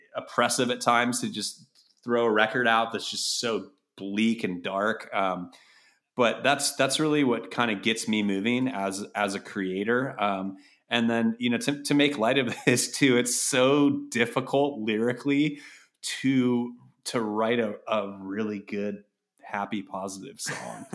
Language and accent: English; Berkeley, California, United States; also born or lived in Chicago; growing up around Berkeley and El Cerrito